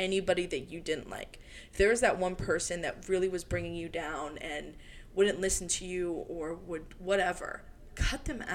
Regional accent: Maryland, United States; moved away as an adult; also born or lived in Alabama; now in Denver, United States; I left my hometown when I was 18 as well, moved away from Maryland to Alabama

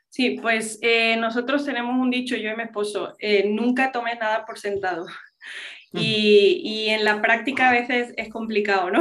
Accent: Spain; first language English; yo vengo de padres americanos de Estados Unidos, em, pero yo nací y crecí en España

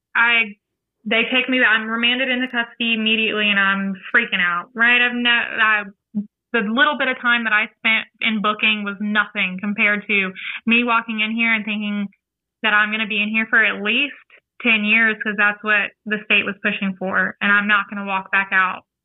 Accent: New Orleans, Louisiana, United States; now in Florida, United States; I'm from New Orleans

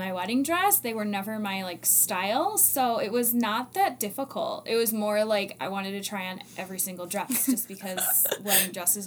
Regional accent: Rockford, Illinois, United States; I am from Rockford. I'm born and raised

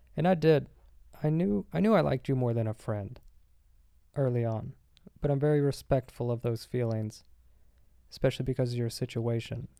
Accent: Arkansas, United States; moved away; I was in Arkansas the whole time, and I grew up in Arkansas

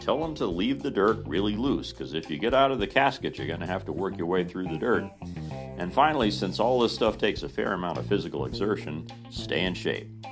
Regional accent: Mitchell, Indiana, United States; my hometown in Mitchell, Indiana

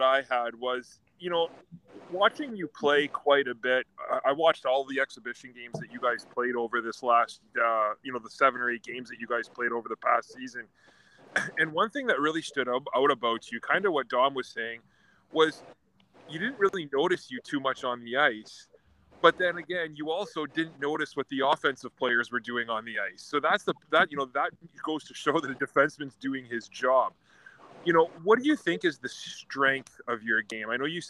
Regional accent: Wawa, Ontario, Canada; he's from my hometown of Wawa, Ontario

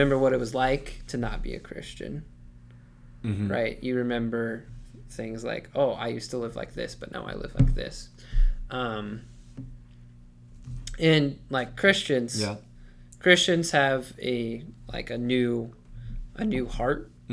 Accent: United States; I'm also an American

